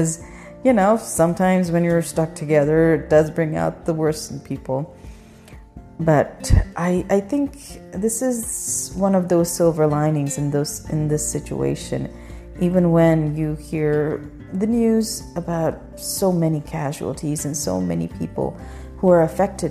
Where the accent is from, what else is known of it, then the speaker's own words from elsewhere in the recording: Pakistan; now in United States; when I was growing up in Pakistan, our schools were never this long.